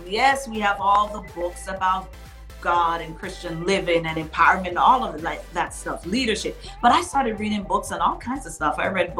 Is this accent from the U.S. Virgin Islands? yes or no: yes; U.S. Virgin Islands; when I was growing up in the Virgin Islands, it was like you couldn't even leave the house without drinking tea